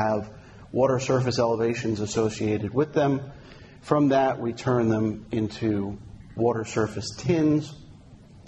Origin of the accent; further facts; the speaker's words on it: New Jersey, United States; New Jersey, my home state.